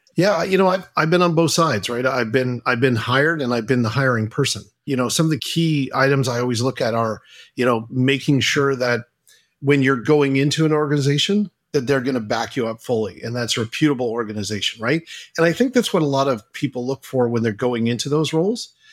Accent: Halifax, Nova Scotia, Canada; Adam and I are both Canadian

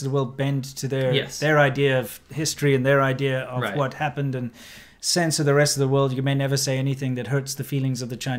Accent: South Africa; moved away; also born or lived in China; South Africa, my home country

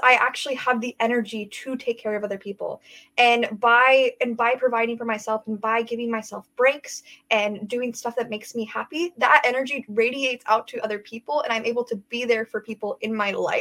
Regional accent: Everett, Washington, United States; I'm from Everett, Washington

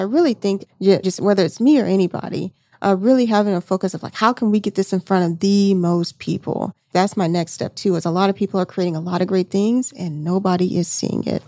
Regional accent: Seale, Alabama, United States; moved away; I'm originally from Alabama, you know, where I went to high school, population four hundred people, you know what I'm saying, in Seal, Alabama.

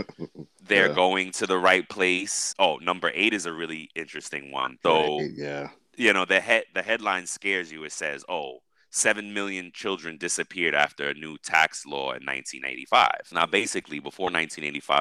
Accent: New York, United States; I'm a New Yorker

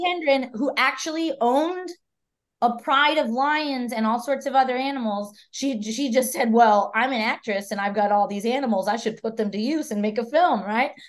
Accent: San Antonio, Texas, United States; moved away as an adult; now in Austin, United States; I'm from San Antonio, Texas

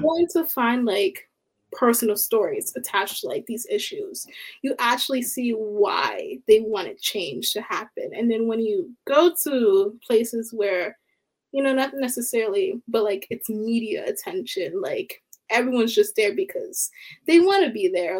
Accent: Baltimore, Maryland, United States; I'm from Baltimore, Maryland

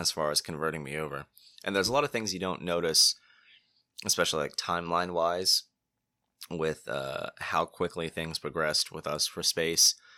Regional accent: Cape Canaveral, Florida, United States; also born or lived in Titusville, Florida; I grew up in Cape Canaveral

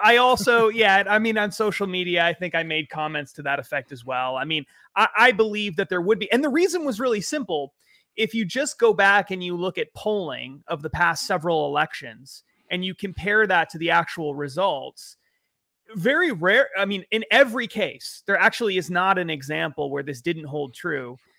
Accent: New England, United States; I'm from New England

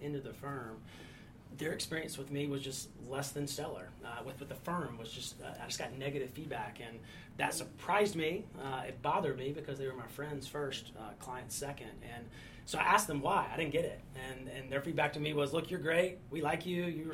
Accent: near Charlotte, North Carolina, United States; also born or lived in Chapel Hill, North Carolina / Raleigh-Durham, North Carolina; from North Carolina, grew up near Charlotte

